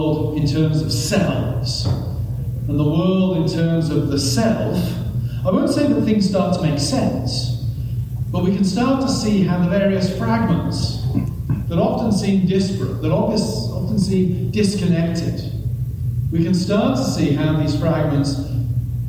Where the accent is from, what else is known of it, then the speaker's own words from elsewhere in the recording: England, United Kingdom; I'm English, we don't hug